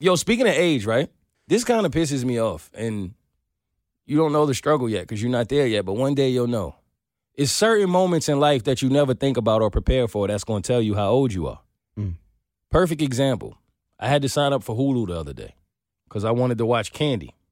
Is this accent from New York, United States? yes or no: yes; New York, United States; I'm a New Yorker